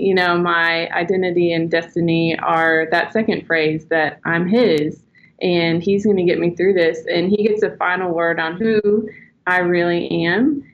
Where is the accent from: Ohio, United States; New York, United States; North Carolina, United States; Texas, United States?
Texas, United States; now in Arkansas, United States; I grew up in Texas, so I like to say y'all